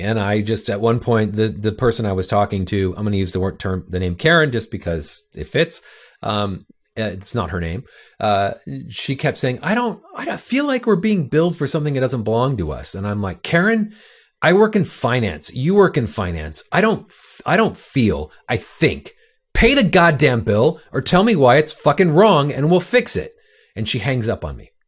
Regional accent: Orange County, California, United States; I grew up in Orange County, California

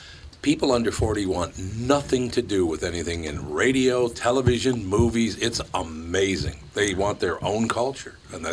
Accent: Minneapolis, Minnesota, United States; I grew up in North Minneapolis

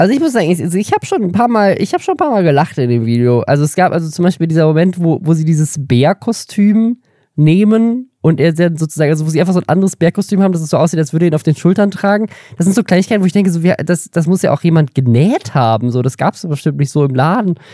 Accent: Baden-Württemberg, Germany; ich bin in Baden-Württemberg aufgewachsen

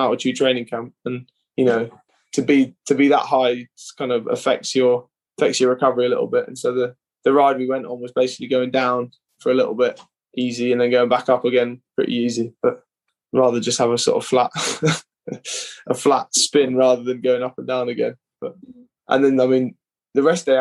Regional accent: United Kingdom; being British

